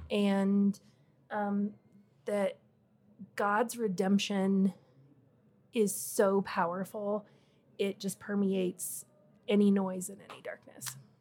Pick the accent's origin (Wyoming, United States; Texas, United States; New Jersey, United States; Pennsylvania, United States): Wyoming, United States; moved away as an adult; now in Colorado, United States; I grew up in Wyoming, just kind of a real small town girl, um, ended up in Colorado by marriage